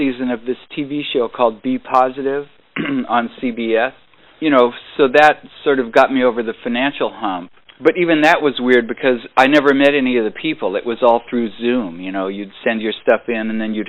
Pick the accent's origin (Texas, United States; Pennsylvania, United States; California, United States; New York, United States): California, United States; San Jose; also born or lived in Berkeley, California; I was born in Berkeley, but I, you know, grew up in San Jose